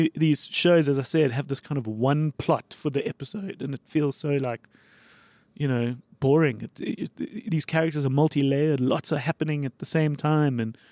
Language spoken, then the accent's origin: English; South Africa; as a South African